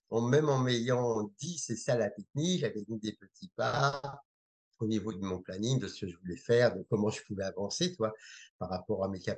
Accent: Algeria; born there; Dès, la naissance, voilà, je suis né en Algérie

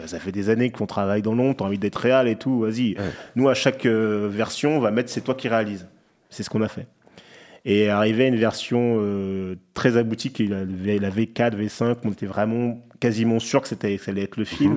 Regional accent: Clichy, Île-de-France, France; je viens d'un quartier bah, du Clichy-la-Garenne, c'est proche de Paris, en banlieue

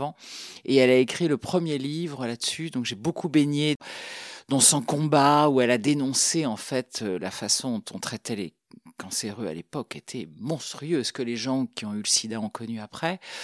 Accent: Paris, Île-de-France, France; now in Brittany, France; J'ai grandi à Paris

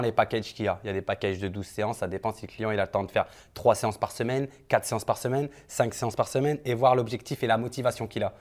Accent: France; moved away as an adult; now in Dubai, United Arab Emirates; Je suis de France directement et maintenant, ben, donc je vis sur Dubaï.

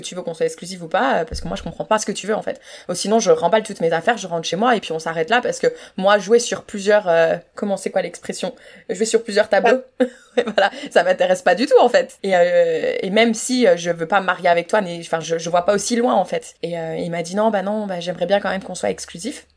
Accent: France; moved away; en tant que française

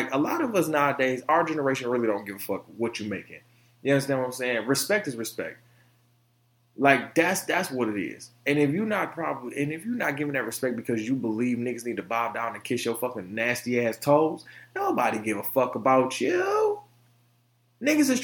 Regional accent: Detroit, Michigan, United States; I'm from Detroit.

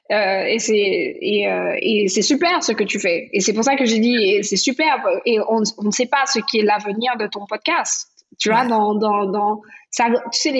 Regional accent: Antilles, France; on a plein de gens chez nous, aux Antilles, qui font des choses importantes.

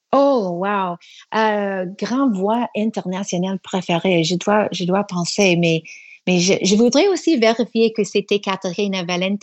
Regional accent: Toronto, Ontario, Canada; first language English; French is a second language; also born or lived in Quebec City, Canada; Je suis née à Toronto

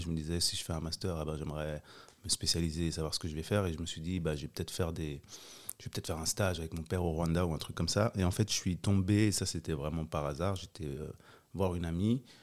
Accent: Geneva, Switzerland; J'ai grandi aux Avanchais.

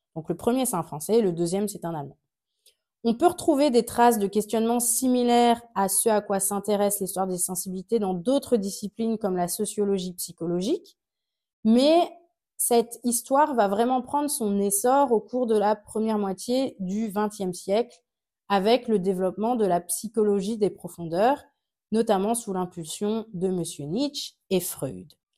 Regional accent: Alsace, Grand Est, France; je viens d'Alsace

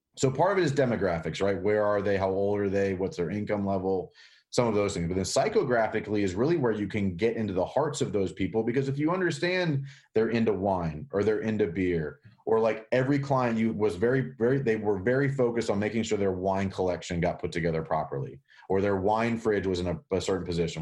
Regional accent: Pittsburgh, Pennsylvania, United States; now in North Carolina, United States; I grew up in Pittsburgh, but all my family's in Jersey

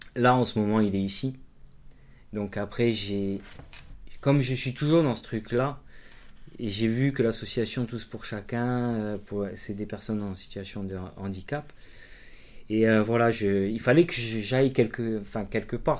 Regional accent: Castagniccia, Corsica, France; on monte chez moi en Castanic

